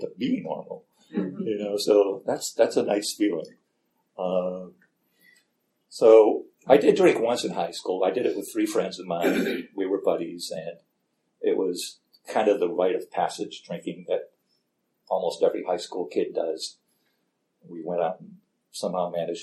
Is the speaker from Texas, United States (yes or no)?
no; Gary, Indiana, United States; moved away; I grew up in Gary, Indiana